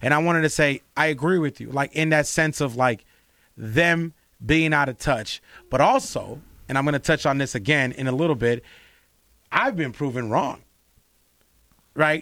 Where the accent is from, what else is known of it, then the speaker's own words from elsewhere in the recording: Los Angeles, California, United States; I grew up in L A, like, I'm from L A, I'm from, I'm from South Central and I'm from mid-city